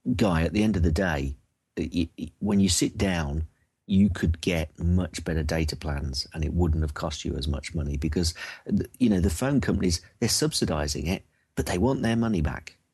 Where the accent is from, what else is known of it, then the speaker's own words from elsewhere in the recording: United Kingdom; I'm from jolly old U K